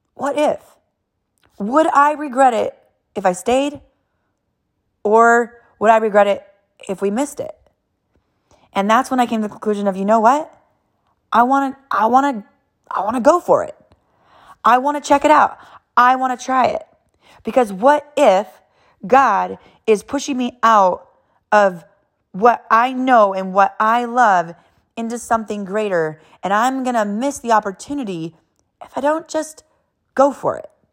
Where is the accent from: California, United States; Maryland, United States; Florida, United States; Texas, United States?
California, United States; born and raised in California, like total straight-up Californians